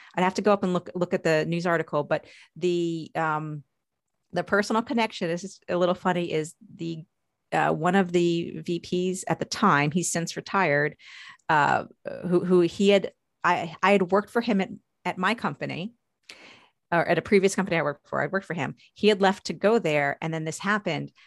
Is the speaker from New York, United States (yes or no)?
yes; Long Island, New York, United States; now in Maryland, United States; I grew up in New York, uh, specifically on Long Island